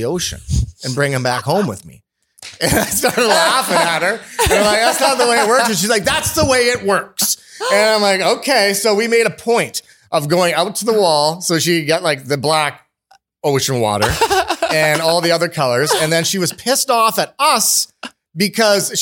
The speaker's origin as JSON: {"language": "English", "country": "Canada", "also_born_or_lived": "Cayman Islands", "said": "I'm Canadian"}